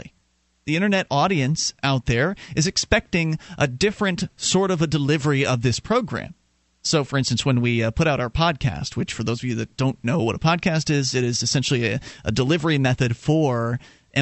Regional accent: Sarasota, Florida, United States; now in Keene, United States; I used to work at Kmart when I was growing up in South Florida. And I guess west coast

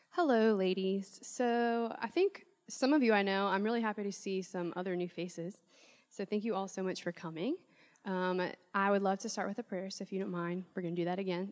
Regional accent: New Orleans, Louisiana, United States; I'm from New Orleans

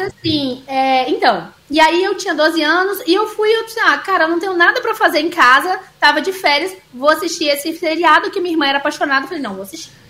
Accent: Minas Gerais, Brazil; accent: mineiro; eu tenho sotaque de mineira porque eu cresci em Minas, meus pais são mineiros

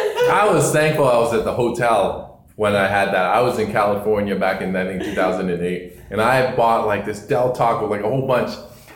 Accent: Toronto, Ontario, Canada; I grew up on Jane Woolner.

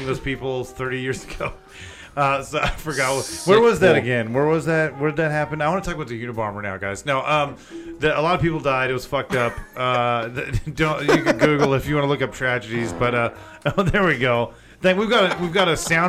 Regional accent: Chino Hills, California, United States; the canyon where I grew up in Chino Hills

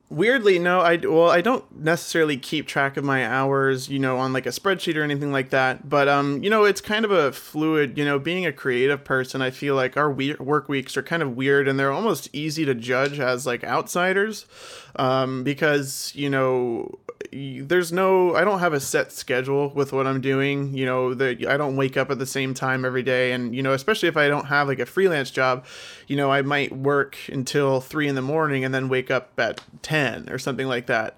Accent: New Jersey, United States; I'm from North Jersey. I'm about sixteen miles outside of Manhattan

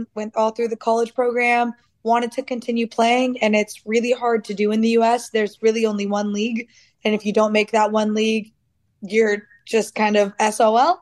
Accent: United States; moved away as an adult; now in Australia; I am American

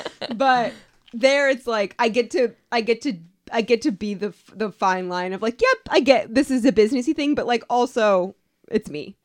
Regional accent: Atlantic City, New Jersey, United States; also born or lived in Florida; now in Cincinnati, United States; I was born in Atlantic City

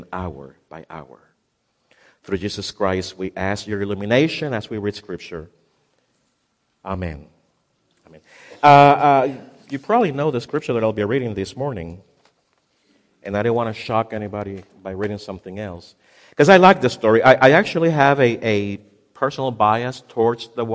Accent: Puerto Rico; moved away as an adult; also born or lived in Ohio; I moved from Puerto Rico to the mainland to become a resident in the state of Ohio

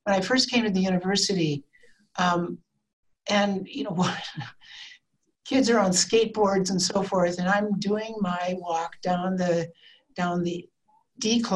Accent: Iowa, United States; moved away as an adult; also born or lived in Spokane, Washington; now in Idaho, United States; I was born and raised in the Midwest in Iowa from a big family

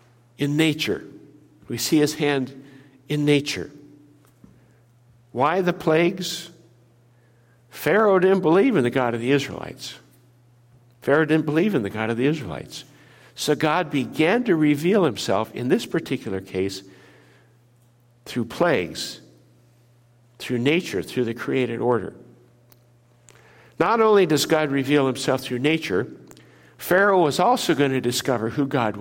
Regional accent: Minnesota, United States; moved away; I grew up in Minnesota

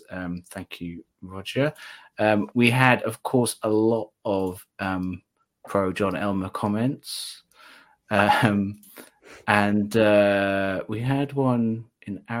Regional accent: Wales, United Kingdom; at least one from my home country, um, which is Wales.

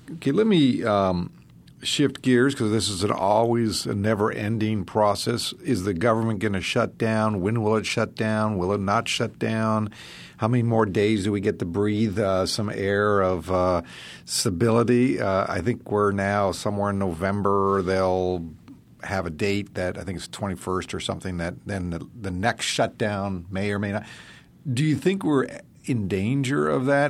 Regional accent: Alaska, United States; I'm from Alaska

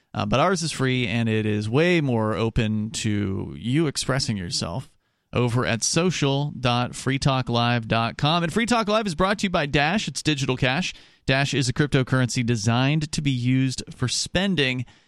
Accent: Florida, United States; I'm from Florida

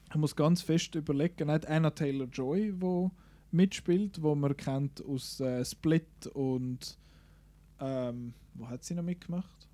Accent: Switzerland; bei uns in der Schweiz

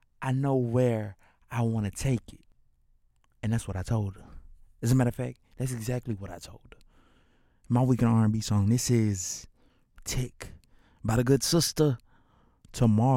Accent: Birmingham, Alabama, United States; as a kid growing up in Miss Gardner's class, sixth grade. You know what I'm saying? At Cornerstone Schools, Alabama, in the city of Woodlawn.

